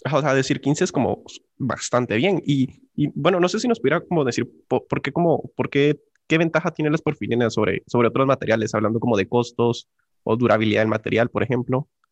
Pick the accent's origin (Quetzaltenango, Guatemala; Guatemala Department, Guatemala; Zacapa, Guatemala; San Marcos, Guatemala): Guatemala Department, Guatemala; San Francisco; yo crecí en San Francisco, que está como a un par de, de cuadras de ahí